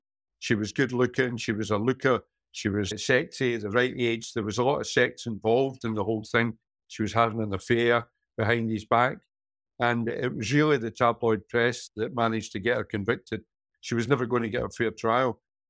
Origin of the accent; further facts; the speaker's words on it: Glasgow, Scotland, United Kingdom; also born or lived in Campbeltown, Argyll; where I was brought up in Postle Park and Partick and Glasgow.